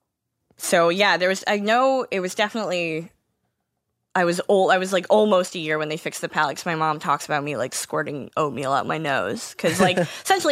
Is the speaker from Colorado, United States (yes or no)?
no; Rochester, New York, United States; accent: Western New York; also born or lived in Atlanta; I'm from Rochester